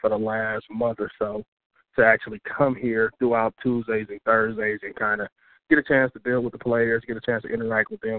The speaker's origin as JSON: {"language": "English", "town": "Milwaukee", "region": "Wisconsin", "country": "United States", "tie": "born or raised there", "also_born_or_lived": "Ohio / Tuscaloosa, Alabama", "moved": "as an adult", "lives_now": "Grambling, United States", "said": "I am from Milwaukee, Wisconsin, born and raised."}